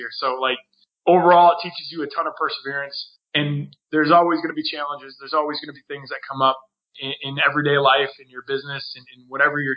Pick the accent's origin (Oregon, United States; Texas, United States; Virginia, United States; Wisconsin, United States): Wisconsin, United States; moved away as an adult; also born or lived in Minnesota; now in Chicago, United States; I grew up in Wisconsin